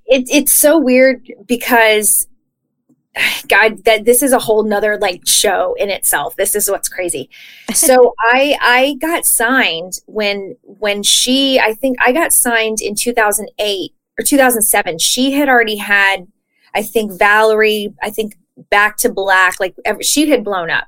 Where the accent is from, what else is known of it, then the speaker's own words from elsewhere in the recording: Texas, United States; now in California, United States; I'm from Texas.